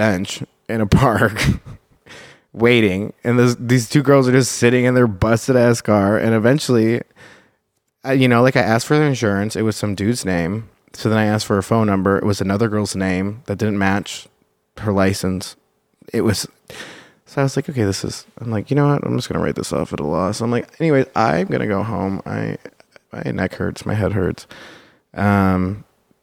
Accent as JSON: {"language": "English", "town": "Chicago", "region": "Illinois", "country": "United States", "said": "I'm from Chicago"}